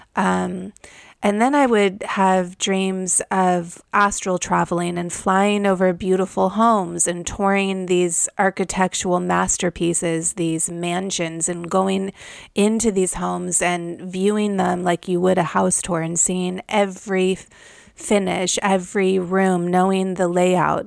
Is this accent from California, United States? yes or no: yes; Malibu, California, United States; I grew up in Malibu, California